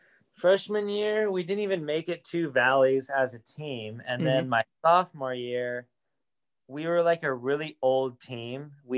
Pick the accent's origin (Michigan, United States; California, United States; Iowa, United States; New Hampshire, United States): California, United States; Fresno; So I'm from Fresno, California. Lived there my entire life, lived in the same house my whole life.